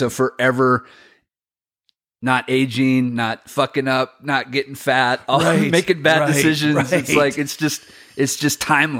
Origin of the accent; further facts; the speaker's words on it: Washington, United States; so I grew up in the Inland Northwest. So that's like around Spokane, Red Mountain, BC, stuff like that.